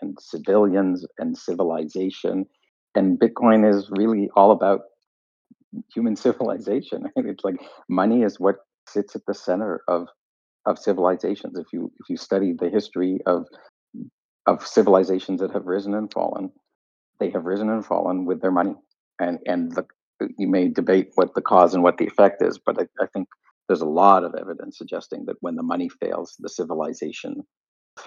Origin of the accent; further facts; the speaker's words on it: Canada; I'm Canadian